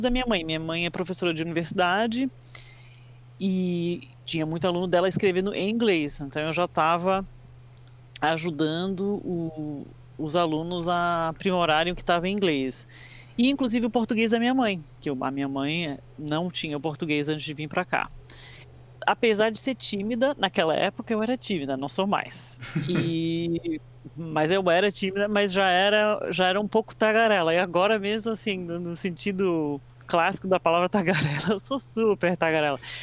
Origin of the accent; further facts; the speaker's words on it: Brazil; also born or lived in United States; eu fui criada no Brasil, mas eu sou americano, nasci nos Estados Unidos e vim para o Brasil quando era criança.